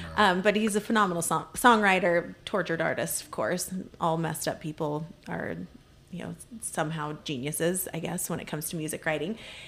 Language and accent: English; Virginia, United States; moved away; I grew up in Virginia